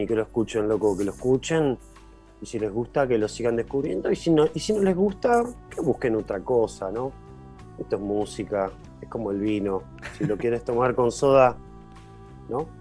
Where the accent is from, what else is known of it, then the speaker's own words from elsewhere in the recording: Villa Gesell, Buenos Aires Province, Argentina; yo nací y me crié en Gessel